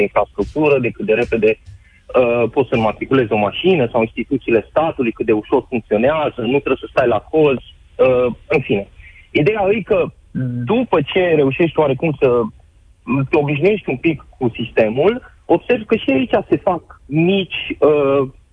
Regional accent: Romania; moved away as an adult; now in Belgium; Nouă românilor

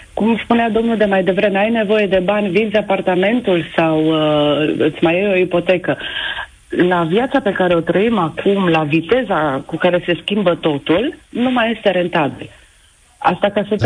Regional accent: Oradea, Bihor County, Romania; sunt din Oradea

